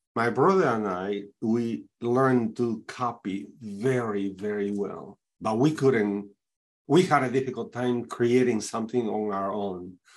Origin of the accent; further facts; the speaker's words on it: Peru; now in Saint Louis, United States; I am originally from Peru, South America, but I have been living in the United States uh, since 81, actually.